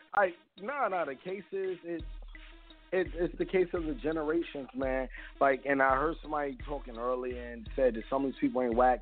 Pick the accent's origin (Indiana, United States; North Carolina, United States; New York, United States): New York, United States; New York City; now in Delaware, United States; I'm originally from Brooklyn